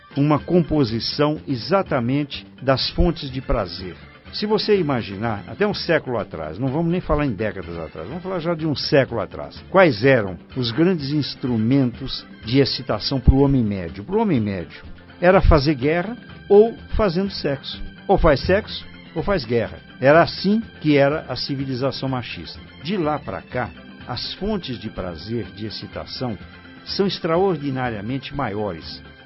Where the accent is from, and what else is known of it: Brazil